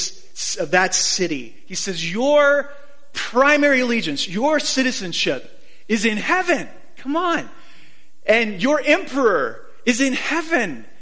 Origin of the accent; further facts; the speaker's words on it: Phoenix, Arizona, United States; now in Boise, United States; I grew up in Phoenix